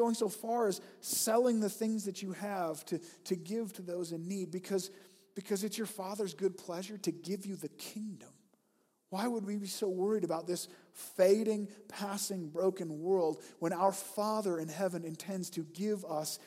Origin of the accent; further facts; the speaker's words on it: United States; I'm American